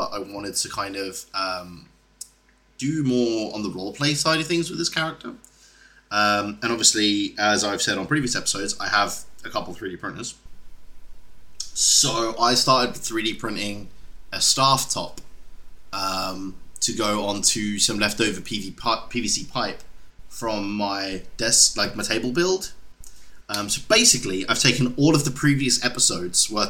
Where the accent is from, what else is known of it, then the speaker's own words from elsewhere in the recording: South Africa; now in United Kingdom; I'm South African.